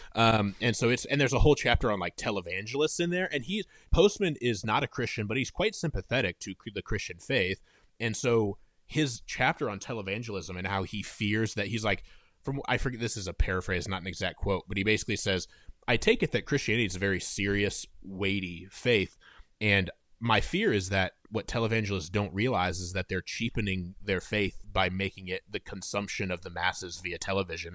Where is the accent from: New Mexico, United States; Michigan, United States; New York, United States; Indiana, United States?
Indiana, United States; Fort Wayne; moved away as an adult; now in Nashville, United States; I'm originally from Fort Wayne, Indiana, which is in the northeast corner of Indiana.